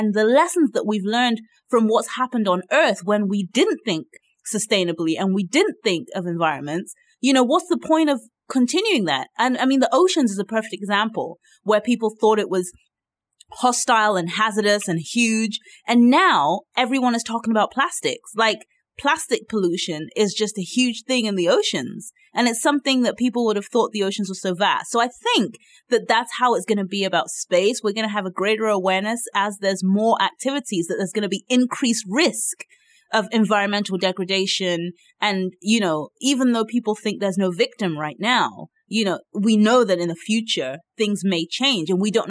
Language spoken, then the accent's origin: English; Nigeria; yes, I'm Nigerian, but I'm an Africanist and I want to see all of Africa develop capacity